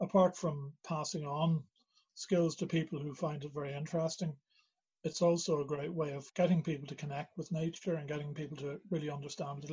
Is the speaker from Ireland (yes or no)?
yes; Dalkey, Leinster, Ireland; now in Belfast, United Kingdom; I'm originally from Dalkey in County Dublin. My parents were both from Northern Ireland. But my dad worked in Dublin, so that's where I ended up